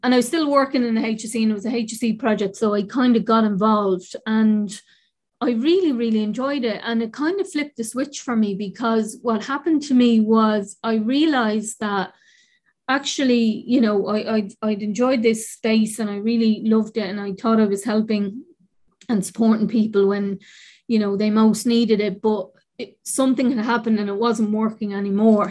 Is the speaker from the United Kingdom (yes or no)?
no; Dublin, Leinster, Ireland; I grew up in the North Inner City. I'm from the North Inner City and incredibly proud